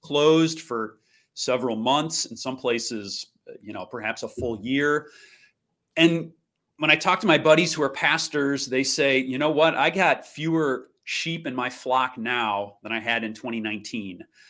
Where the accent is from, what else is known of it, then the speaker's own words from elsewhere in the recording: St. Louis, Missouri, United States; moved away as an adult; also born or lived in Kansas; now in Milwaukee, United States; I am from beautiful Saint Louis, Missouri. That's my hometown